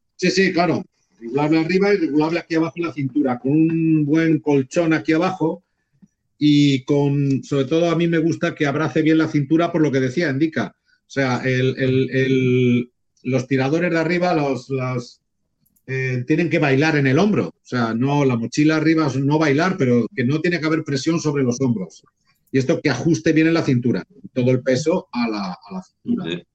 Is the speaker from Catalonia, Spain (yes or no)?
no; Fene, Galicia, Spain; de mi pueblo de aquí de Fene